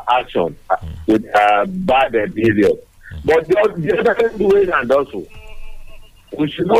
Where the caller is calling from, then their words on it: Ifo, Ogun State, Nigeria; from Ifo.